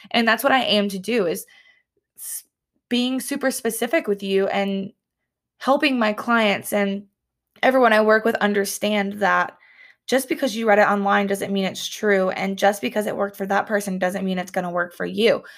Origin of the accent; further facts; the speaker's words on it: the South, United States; also born or lived in Columbia, South Carolina / Auburn, Alabama; now in Alabama, United States; I grew up in the South